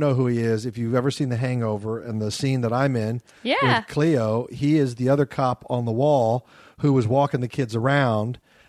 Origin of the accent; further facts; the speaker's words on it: Kansas, United States; where are you from? I go, Kansas.